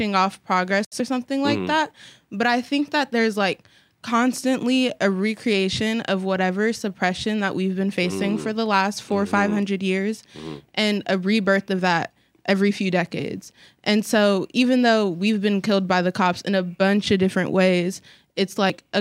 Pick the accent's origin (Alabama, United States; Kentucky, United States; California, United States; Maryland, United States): California, United States; Oakland; I grew up in West Oakland. Super, super hood for like the first 10 years of my life